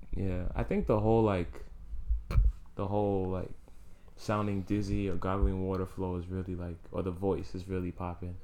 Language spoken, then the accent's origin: English; New York City, New York, United States; I'm from the Bronx